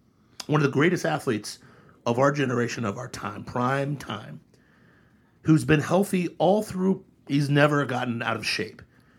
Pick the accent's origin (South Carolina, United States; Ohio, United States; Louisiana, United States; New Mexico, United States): Ohio, United States; Dayton; I grew up in Dayton, Ohio.